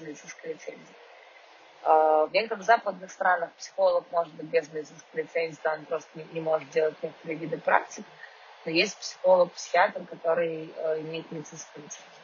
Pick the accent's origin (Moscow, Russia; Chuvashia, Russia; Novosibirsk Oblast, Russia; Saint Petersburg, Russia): Moscow, Russia; now in Israel; я москвичка